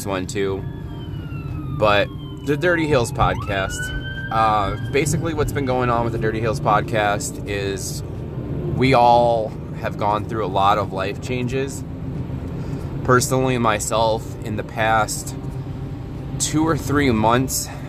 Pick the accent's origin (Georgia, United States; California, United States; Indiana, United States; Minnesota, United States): Indiana, United States; Northwest; I'm from Northwest Indiana, about, I'd say, 30 minutes away from Chicago